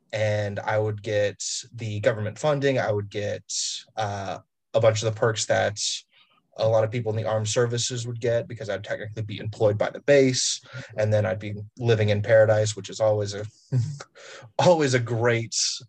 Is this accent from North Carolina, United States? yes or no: yes; High Point, North Carolina, United States; also born or lived in Cincinnati / Atlanta; I was born in Ohio in Cincinnati, and I have a Skyline chili flowing through my veins, so that's great. Moved down to High Point, North Carolina, and grew up there a little bit through elementary school, then moved to the south of Atlanta